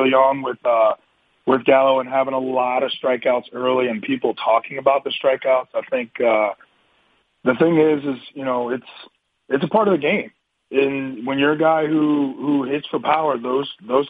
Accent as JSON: {"language": "English", "town": "St. Louis", "region": "Missouri", "country": "United States", "tie": "born or raised there", "also_born_or_lived": "Philadelphia", "moved": "yes", "said": "I grew up in St. Louis, so I got to listen to Jack Buck with the Cardinals"}